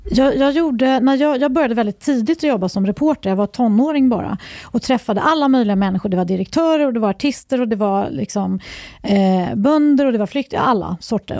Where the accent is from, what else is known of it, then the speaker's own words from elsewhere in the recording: Uppsala, Uppsala County, Sweden; Jag är uppvuxen i Uppsala